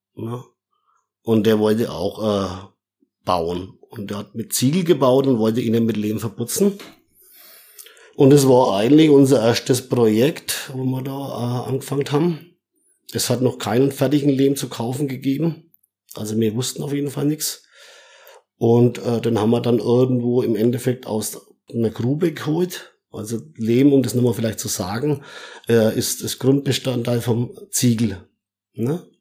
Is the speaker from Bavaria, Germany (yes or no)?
yes; Middle Franconia, Bavaria, Germany; geboren, äh, in Mittelfranken und, äh, ja, aufgewachsen auf dem Bauernhof